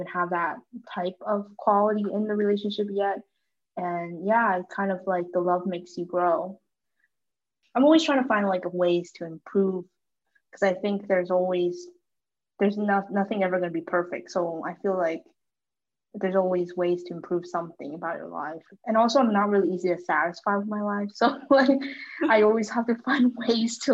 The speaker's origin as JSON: {"language": "English", "town": "Mechanicsburg", "region": "Pennsylvania", "country": "United States", "tie": "born or raised there", "moved": "as an adult", "lives_now": "Washington, DC, United States", "said": "my hometown is in Pennsylvania, Mechanicsburg specifically."}